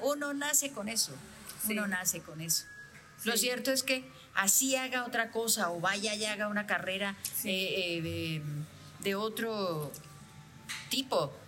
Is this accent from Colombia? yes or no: yes; Bucaramanga, Santander, Colombia; nací en Bucaramanga